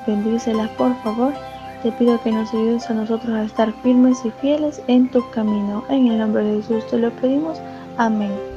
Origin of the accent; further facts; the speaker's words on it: El Salvador; Soy de El Salvador